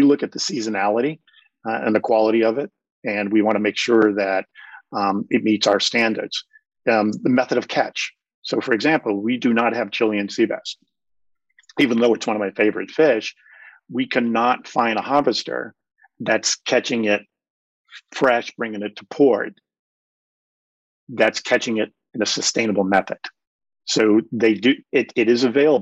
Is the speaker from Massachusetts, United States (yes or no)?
yes; Cape Cod, Massachusetts, United States; I grew up on Cape Cod